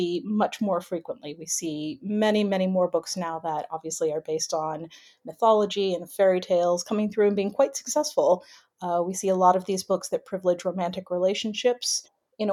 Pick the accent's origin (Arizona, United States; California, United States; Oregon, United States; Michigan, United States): California, United States; now in United Kingdom; I'm from California originally.